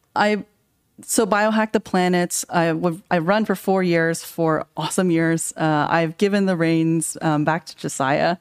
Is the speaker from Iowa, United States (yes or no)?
no; California, United States; I grew up in California.